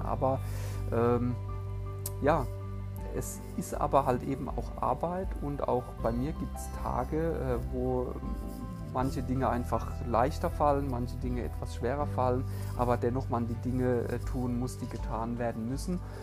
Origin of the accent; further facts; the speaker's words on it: Heidelberg, Baden-Württemberg, Germany; ich bin im wunderschönen Heidelberg in Baden-Württemberg geboren.